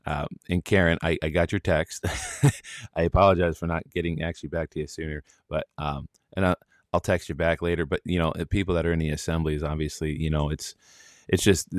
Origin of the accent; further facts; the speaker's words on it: Wisconsin, United States; also born or lived in New Jersey / Florida; I'm originally from Wisconsin, but I used to live in New Jersey for 12 years.